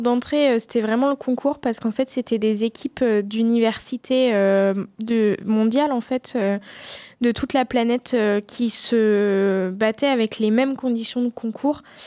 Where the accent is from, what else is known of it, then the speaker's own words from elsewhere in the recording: Deux-Sèvres, Nouvelle-Aquitaine, France; now in Poitiers, France; je suis des Deux-Sèvres